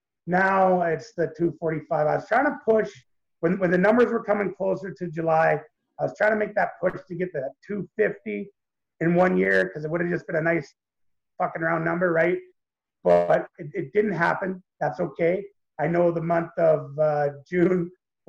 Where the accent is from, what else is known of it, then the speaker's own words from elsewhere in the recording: Canada; I'm Canadian